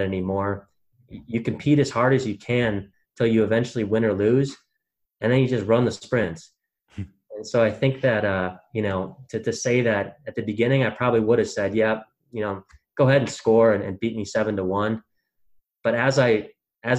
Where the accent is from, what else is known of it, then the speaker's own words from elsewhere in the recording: Wisconsin, United States; growing up in Wisconsin